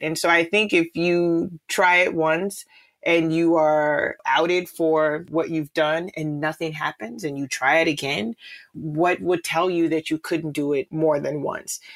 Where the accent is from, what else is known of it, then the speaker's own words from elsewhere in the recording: Chicago, Illinois, United States; I grew up in the Cabrini Green public housing projects here in Chicago